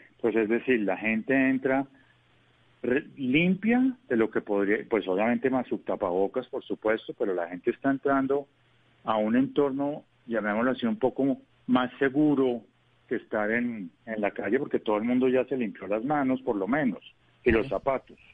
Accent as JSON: {"language": "Spanish", "country": "Colombia"}